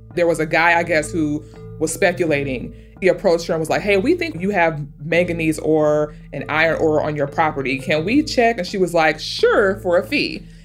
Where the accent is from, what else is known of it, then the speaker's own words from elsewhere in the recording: St. Louis, Missouri, United States; I am from St. Louis, Missouri